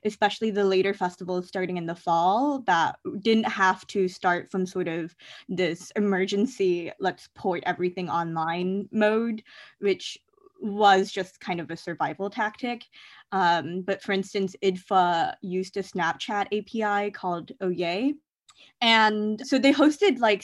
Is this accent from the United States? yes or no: yes; Columbia, Missouri, United States; now in Boston, United States; Columbia, Missouri, which is my hometown